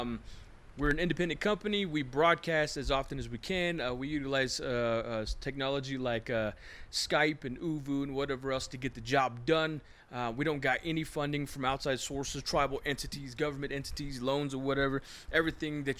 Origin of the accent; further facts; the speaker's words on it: Shiprock, New Mexico, United States; I grew up basically in Shiprock, and you know, school and everything else, right? And I was born in the old PHS up there